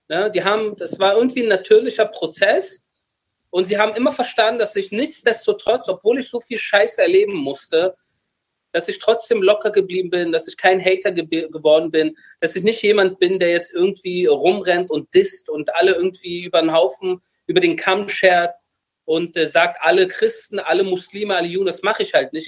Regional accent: Berlin, Germany; moved away as an adult; now in Israel; als Berliner mit Eltern aus dem Iran

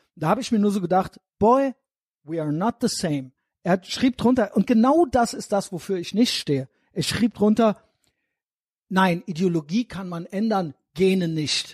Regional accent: Germany; selber bin auch Deutscher

